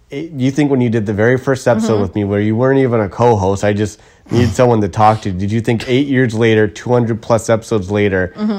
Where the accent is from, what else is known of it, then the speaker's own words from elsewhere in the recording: Ottawa, Ontario, Canada; moved away as an adult; now in Toronto, Canada; I never heard that growing up. In beautiful Kanata, Ontario.